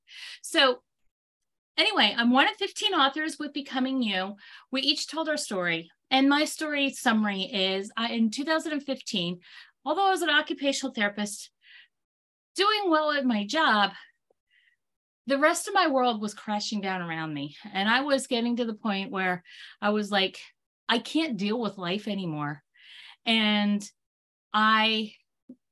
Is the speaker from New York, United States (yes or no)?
no; Pennsylvania, United States; I hail from Pennsylvania